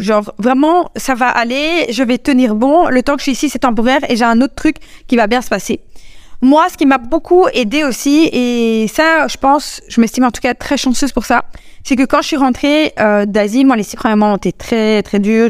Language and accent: French; Belgium; je suis belge, quand je suis rentrée en Belgique